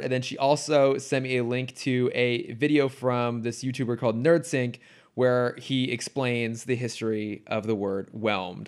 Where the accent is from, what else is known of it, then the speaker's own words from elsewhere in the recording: near San Jose, California, United States; I grew up near San Jose